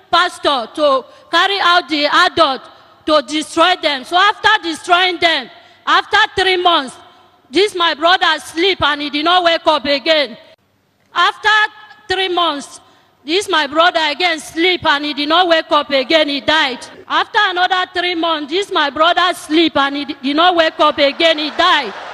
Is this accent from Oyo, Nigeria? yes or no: no; Cross River, Nigeria; I'm from Cross River State. I stopped going to village because of issue of a uh, adult.